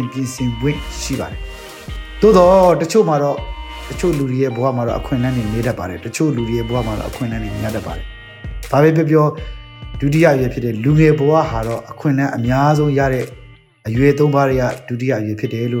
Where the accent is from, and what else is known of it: Myanmar